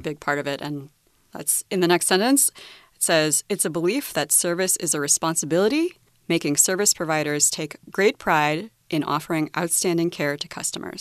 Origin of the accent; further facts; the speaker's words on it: United States; as an American